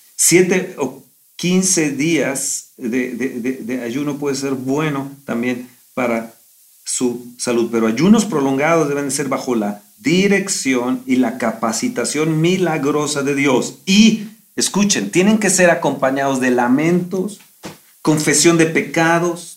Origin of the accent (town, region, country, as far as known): Mexico